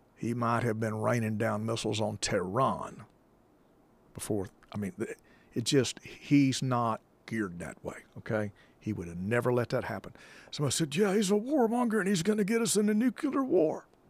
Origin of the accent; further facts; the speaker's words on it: United States; being American